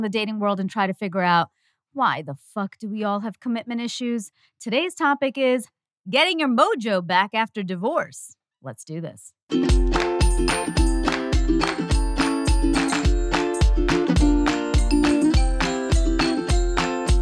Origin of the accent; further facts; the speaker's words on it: Canada; As a Canadian